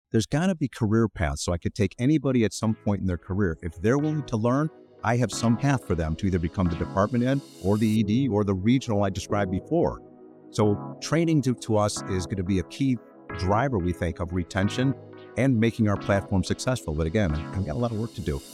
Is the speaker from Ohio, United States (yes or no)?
yes; Cleveland, Ohio, United States; moved away as an adult; now in Chicago, United States; I'm from Cleveland originally